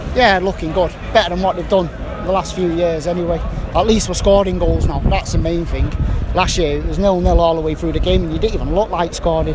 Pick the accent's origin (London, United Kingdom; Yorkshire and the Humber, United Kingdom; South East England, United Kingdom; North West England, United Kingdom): North West England, United Kingdom; Manchester; Me, Manchester.